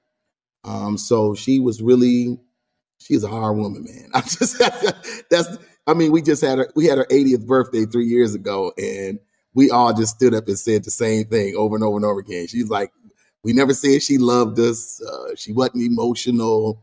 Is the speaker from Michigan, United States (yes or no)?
yes; Grand Rapids, Michigan, United States; Born and raised there